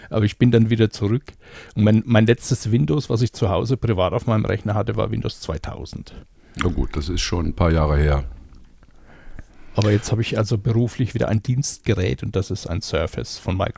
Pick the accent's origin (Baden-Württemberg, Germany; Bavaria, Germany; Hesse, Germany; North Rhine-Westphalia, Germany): Bavaria, Germany; Ich komme aus Bayern, genauer gesagt aus Unterfranken.